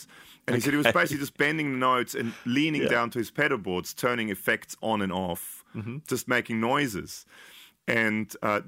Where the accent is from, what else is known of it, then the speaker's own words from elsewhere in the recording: United Kingdom; I mean, I'm British, but.